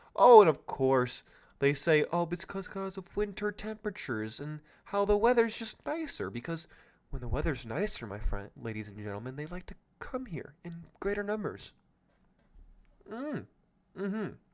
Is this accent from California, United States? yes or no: yes; California, United States; my home state of California